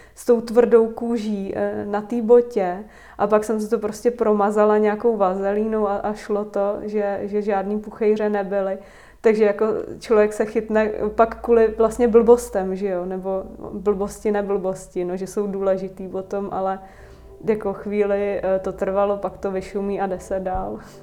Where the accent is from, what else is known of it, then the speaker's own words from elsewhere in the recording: Vysočina Region, Czechia; moved away as an adult; also born or lived in Prague; má babičku na Vysočině, stejně tam, kde já